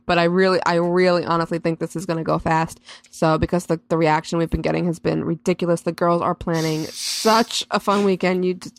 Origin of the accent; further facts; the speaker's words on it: New York, United States; I'm just a New Yorker.